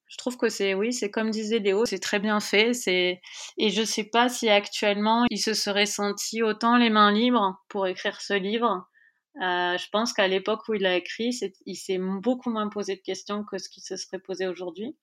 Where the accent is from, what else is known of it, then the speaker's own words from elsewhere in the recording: France; en tant que Française